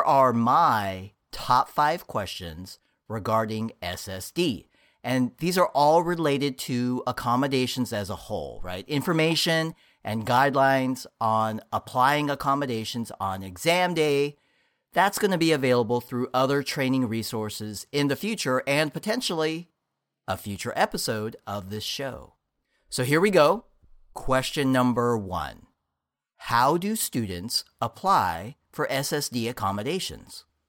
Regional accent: Bay Area, California, United States; born and raised on the West Coast, specifically the Bay Area

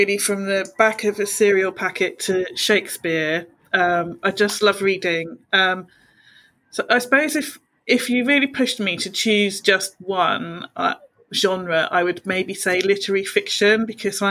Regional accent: Bournemouth, South West England, United Kingdom; now in Portsmouth, United Kingdom; I'm originally from Bournemouth, but now I live in Portsmouth, so I'm, you know, a lifelong seaside girl.

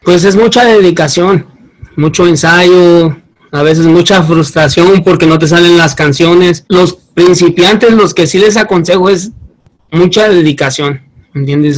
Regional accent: Guerrero, Mexico; moved away as an adult; yo soy del estado de Guerrero

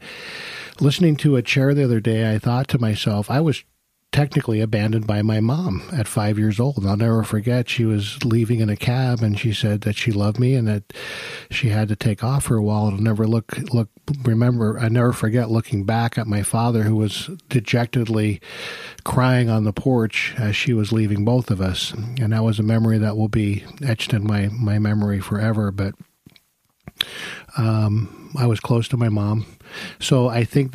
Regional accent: New York, United States; I was born in New York

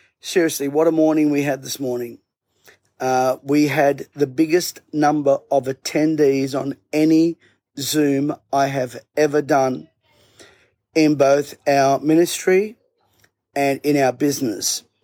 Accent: Bankstown, New South Wales, Australia; I grew up in Bankstown

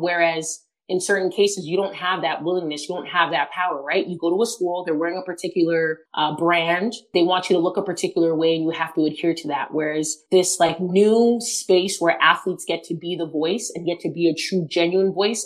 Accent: Toronto, Ontario, Canada; always lived in Toronto, always been a fan of the home team

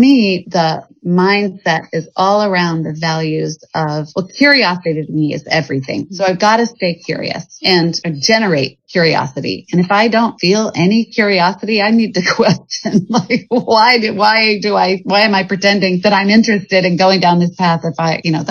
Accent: Evergreen, Colorado, United States; moved away as an adult; also born or lived in Boston / New York; now in Portland, United States; I grew up in Evergreen, Colorado, which was up in the mountains

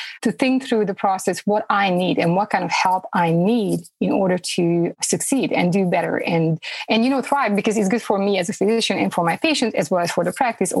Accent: Romania; moved away as an adult; now in Fayetteville, United States; Originally, I'm from Romania.

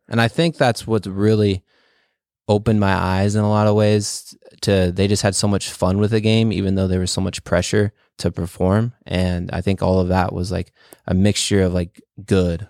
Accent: California, United States; also born or lived in Chihuahua, Mexico; in second grade, I moved from California to, uh, Mexico, and we lived there for, like, six months

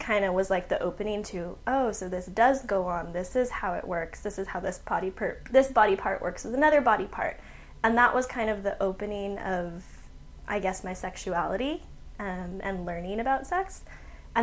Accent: San Antonio, Texas, United States; I am born and raised in San Antonio

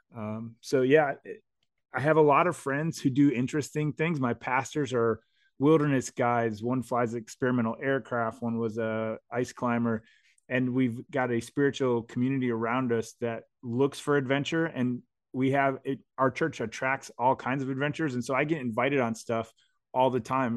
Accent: United States; I was born in America

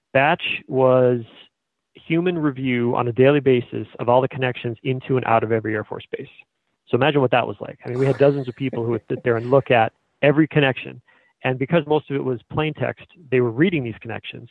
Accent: Billerica, Massachusetts, United States; I war dialed my hometown

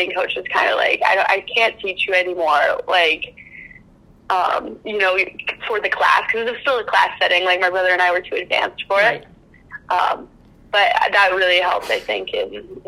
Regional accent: Welland, Ontario, Canada; I grew up in Welland, Ontario

